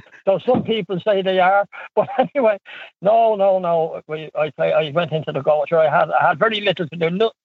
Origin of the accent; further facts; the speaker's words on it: Dublin, Leinster, Ireland; now in Rathdowney, Ireland; I'm originally from Dublin.